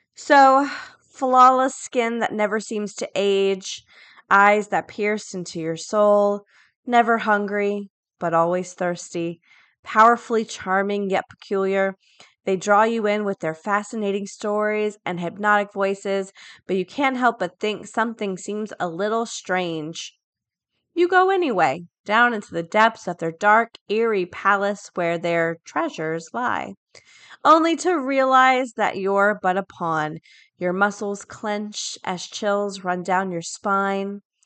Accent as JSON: {"language": "English", "region": "Florida", "country": "United States", "said": "A lot of my friends go to U C F 'cause I'm from Florida"}